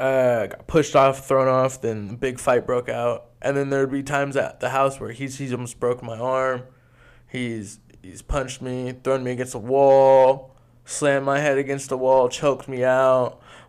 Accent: Bellingham, Washington, United States; born or raised there; also born or lived in Lynden, Washington / Blaine, Washington

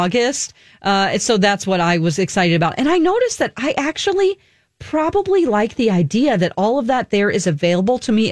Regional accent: Springfield, Missouri, United States; He's from my hometown

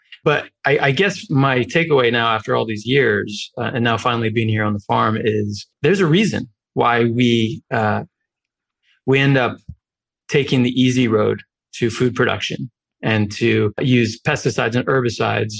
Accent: New York, United States; I grew up in New York

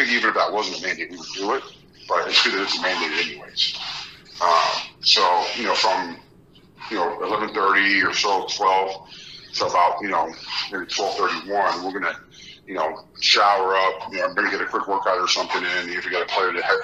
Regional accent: Miami, Florida, United States; So I grew up in Miami in the 80s. I was born in 82

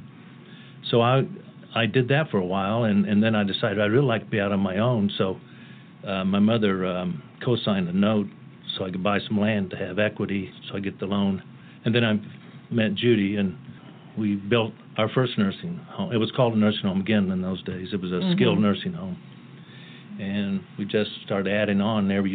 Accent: North Kansas City, Missouri, United States; moved away; also born or lived in Topeka, Kansas / Illinois / Colorado; I grew up in North Kansas City

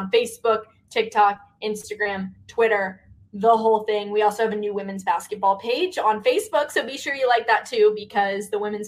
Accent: the South, United States; I'm from the South, so I'm used to it.

